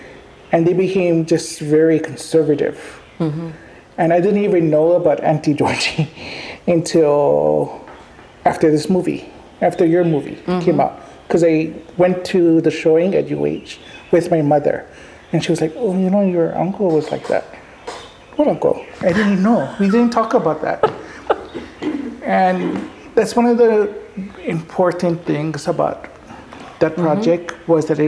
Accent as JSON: {"language": "English", "town": "Honolulu", "region": "Hawaii", "country": "United States", "tie": "born or raised there", "first_language": "Hawaiian", "second_language": "English", "said": "When I was growing up in Papakulea, my grandmother spoke Hawaiian in the house"}